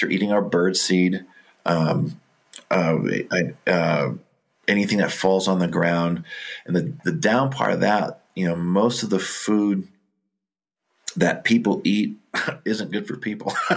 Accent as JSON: {"language": "English", "area": "Orange County", "region": "California", "country": "United States", "tie": "born or raised there", "said": "I grew up in Orange County uh, when it was still an agricultural area"}